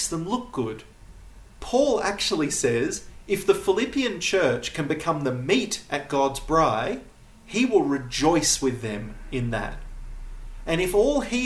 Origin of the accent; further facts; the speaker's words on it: United States; accent: American; now in Namibia; my American accent